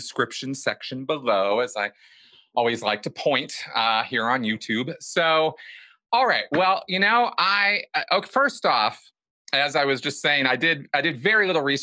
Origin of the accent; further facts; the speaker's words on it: Pasadena, California, United States; I grew up about 5 minutes away from the Rose Bowl